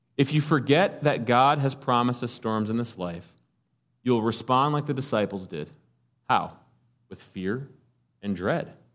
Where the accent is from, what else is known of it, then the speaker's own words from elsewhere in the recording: United States; As American Christians